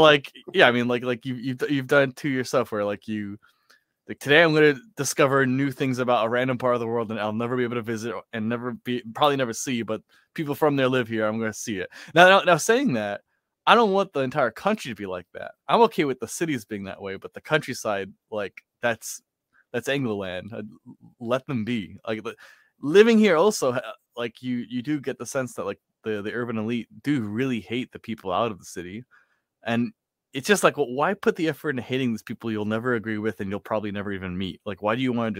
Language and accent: English; New York City, New York, United States; growing up in New York